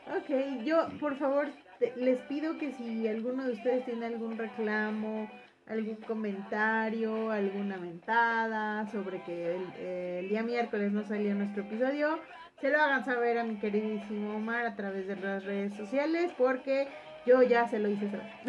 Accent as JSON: {"language": "Spanish", "country": "Mexico", "said": "nosotros como mexicanos"}